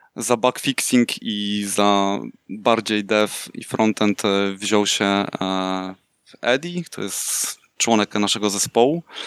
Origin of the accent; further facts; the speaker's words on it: Słupsk, Pomeranian Voivodeship, Poland; moved away as an adult; now in Netherlands; urodziłem się w Słupsku, od 4 lat e, mieszkam w Holandii